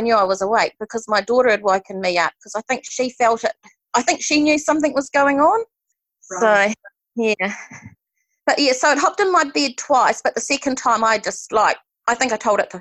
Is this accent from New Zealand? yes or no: yes; Hawke's Bay, New Zealand; I'm from Hawke's Bay in New Zealand.